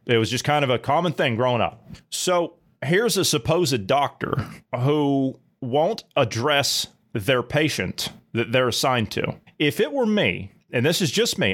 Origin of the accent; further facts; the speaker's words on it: Mid-Ohio Valley, United States; I come from the Mid-Ohio Valley natively